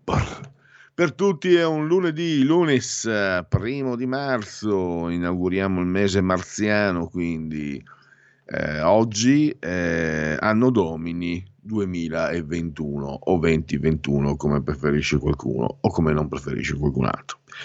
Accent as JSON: {"language": "Italian", "region": "Friuli-Venezia Giulia", "country": "Italy", "also_born_or_lived": "Veneto", "said": "noi friulani nasciamo con la data di scadenza"}